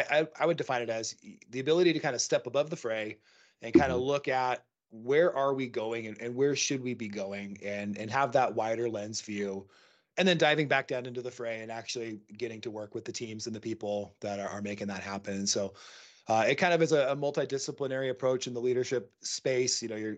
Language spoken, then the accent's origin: English; Seattle, Washington, United States; moved away as an adult; now in Montana, United States; I live in Montana. Yeah, I grew up in Seattle, moved out here to Montana just recently